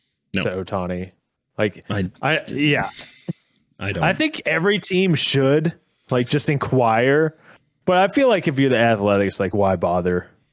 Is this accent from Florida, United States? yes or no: no; West Virginia, United States; I'm originally from West Virginia.